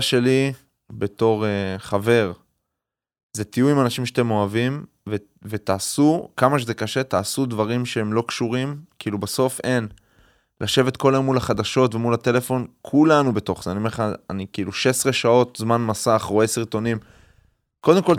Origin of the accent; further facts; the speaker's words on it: Haifa, Haifa District, Israel; בתור חיפאי שגדל ב... לא בעל הכרמל, אני גדלתי עם הרבה מאוד ערבים ישראלים